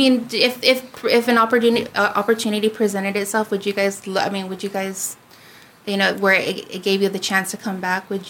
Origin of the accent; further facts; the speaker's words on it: California, United States; now in Guam; I, you know, grew up, I was born in California.